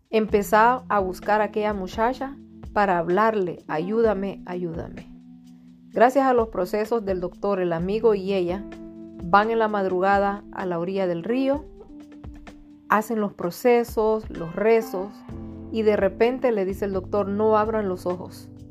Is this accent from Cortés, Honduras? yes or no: no; Tegucigalpa, Francisco Morazán, Honduras; soy de Honduras, Tegucigalpa